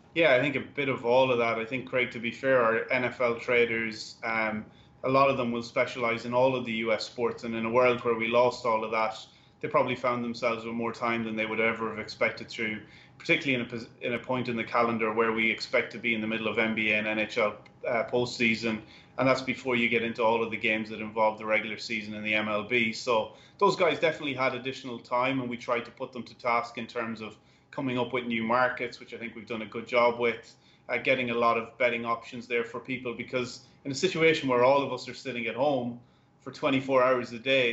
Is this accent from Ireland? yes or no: yes; Ireland; now in United States; I'm Irish